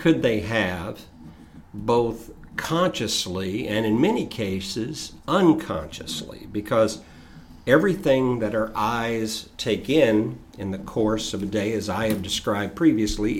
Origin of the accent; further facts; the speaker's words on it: Chattanooga, Tennessee, United States; I grew up in Southeast Tennessee in Chattanooga